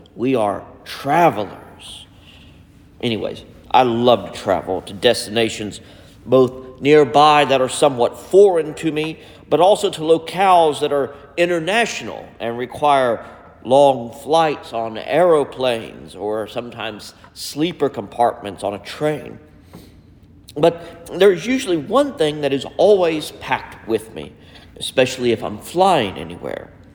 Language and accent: English; United States; as an American citizen